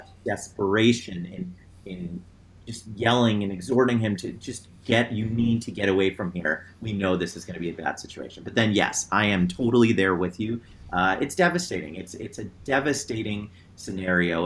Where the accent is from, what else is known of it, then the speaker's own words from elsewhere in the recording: New Jersey, United States; now in Cleveland, United States; I'm from New Jersey